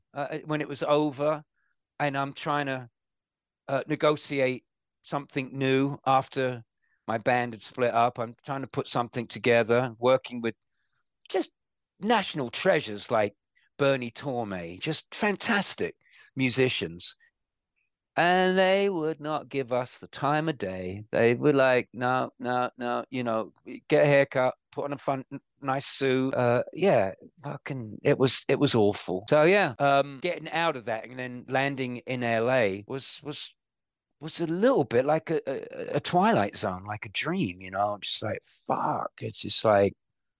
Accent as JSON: {"language": "English", "region": "London", "country": "United Kingdom", "tie": "born or raised there", "said": "But it's a great place for a city boy like me, you know, growing up in Holland Park and Shepherd's Bush and London."}